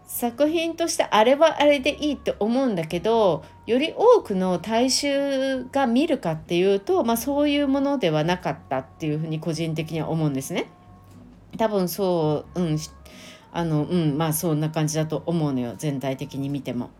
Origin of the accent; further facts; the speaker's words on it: Japan; 運よく日本に生まれただけ